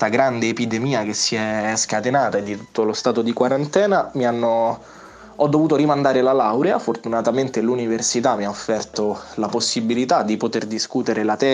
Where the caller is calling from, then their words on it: Lazio, Italy; eh, paesino in eh, provincia di Roma. E mm, volevo dirvi, volevo aggiornarvi su com'è la situazione qui dalle mie parti